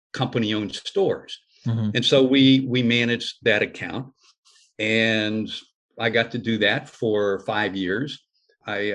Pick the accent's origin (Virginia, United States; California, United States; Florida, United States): Virginia, United States; Fairfax; I grew up in Fairfax, Virginia, right outside of Washington, D.C.